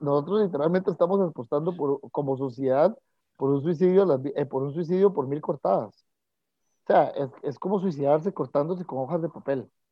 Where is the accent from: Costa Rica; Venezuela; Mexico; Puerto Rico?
Costa Rica